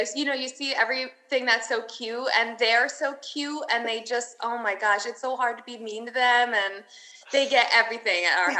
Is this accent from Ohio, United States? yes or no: no; Milford, Pennsylvania, United States; I'm from Milford, which is more north